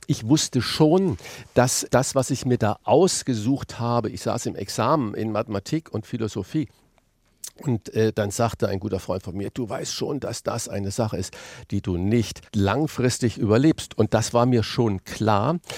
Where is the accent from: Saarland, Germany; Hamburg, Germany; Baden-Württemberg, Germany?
Saarland, Germany; born there; ich den kleinen Sprachfehler mit dem SCH und dem CH habe, weil ich gebürtiger Saarländer bin.